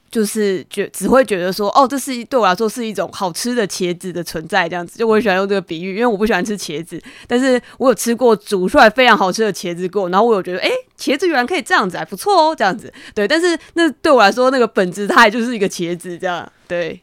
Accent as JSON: {"language": "Chinese", "country": "Taiwan", "said": "我是身为一个台湾人嘛"}